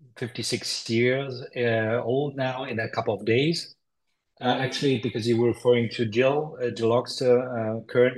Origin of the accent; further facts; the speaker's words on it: Nuremberg, Bavaria, Germany; I was born in Nuremberg, Germany. I grew up in a village close to the town